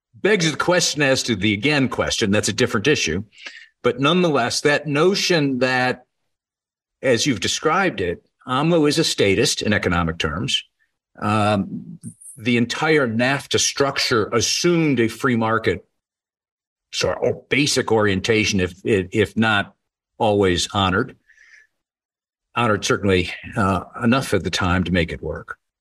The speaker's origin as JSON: {"language": "English", "country": "United States", "said": "as an American"}